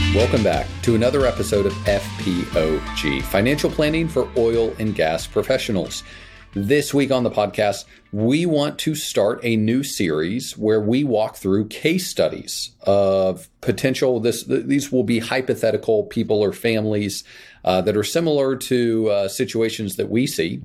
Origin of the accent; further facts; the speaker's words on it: Kansas, United States; moved away; I grew up in Kansas